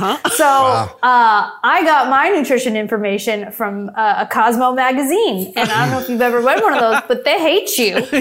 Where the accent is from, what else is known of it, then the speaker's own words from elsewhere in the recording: Los Angeles, California, United States; it all started in Van Nuys